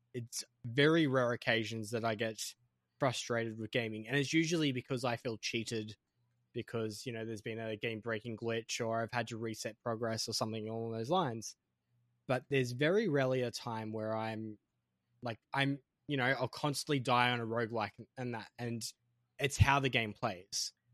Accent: Australia; as an Australian

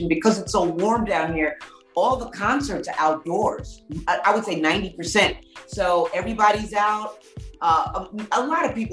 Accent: New York City, New York, United States; I'm from New York City.

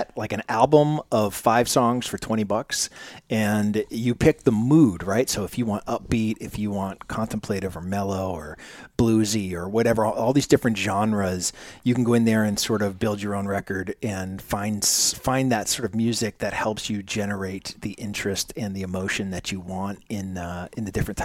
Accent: Manchester, New Hampshire, United States; I'm originally from Manchester, New Hampshire

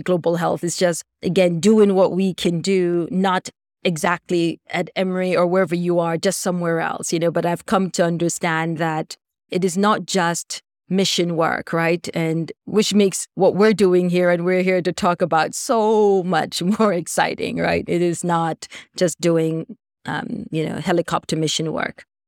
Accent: Jamaica; moved away; I'm from Jamaica originally

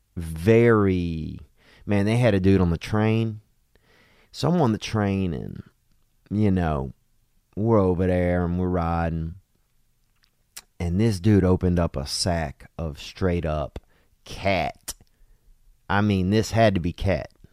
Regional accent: United States; now in China; as Americans

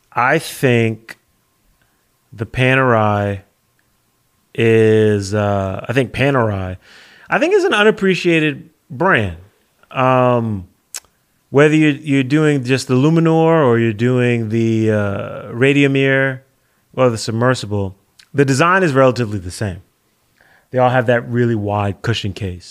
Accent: United States; as an American

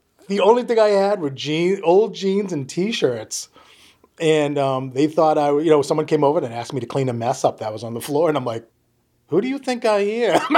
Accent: Worcester, Massachusetts, United States; accent: Boston; I was born in Massachusetts. The big chunk of it was in Worcester, Massachusetts, where I went to high school and college

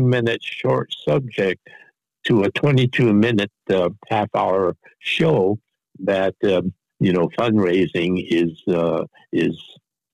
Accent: San Francisco, California, United States; we made a trip up to San Francisco because that's both Shig and our and my hometown

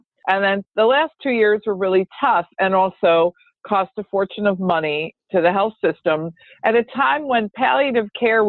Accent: Michigan, United States; I grew up in Michigan, so that was very common.

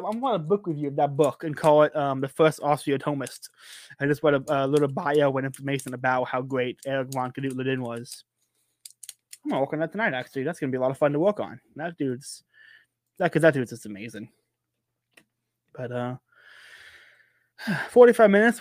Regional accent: United States; Born and raised in Polk County, I've never, never lived anywhere else

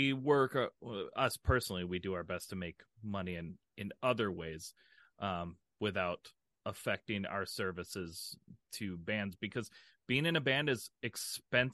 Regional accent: Minnesota, United States; we're from Minnesota

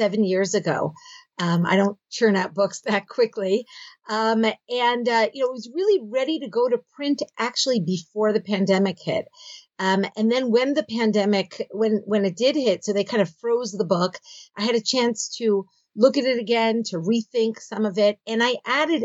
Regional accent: Philadelphia, Pennsylvania, United States; moved away as an adult; now in Israel; I grew up in Philadelphia

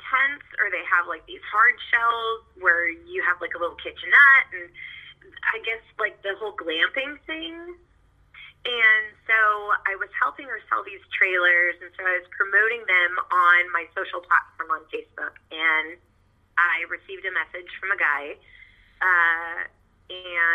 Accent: Bandera, Texas, United States; now in Rockport, United States; I'm actually originally from the Hill Country in a small town called Bandera

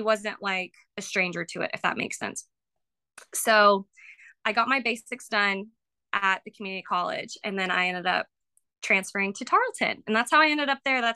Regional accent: Round Rock, Texas, United States; I am originally from Round Rock, Texas, at Central Texas to me. And I grew up there my whole life

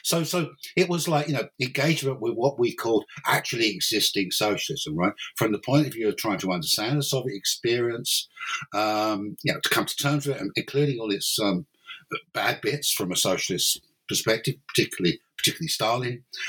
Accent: London, United Kingdom; moved away as an adult; now in Cork, Ireland; Originally, I'm English or British. I came from I'm from London basically, and then in 1992 I moved to Ireland to take up an academic post at University College Cork

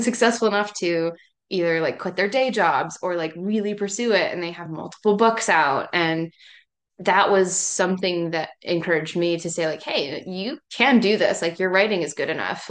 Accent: East Tennessee, United States; I'm from East Tennessee, which is like Appalachia area, right at the base of the Smoky Mountains

